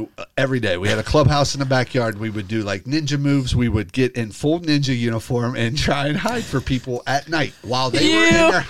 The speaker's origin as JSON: {"language": "English", "area": "Delhi, Clover Hill", "region": "Ohio", "country": "United States", "tie": "born or raised there", "said": "behind my house, where my mom grew up, we grew up on Clover Hill, and behind our house was the Delhi Swim Club"}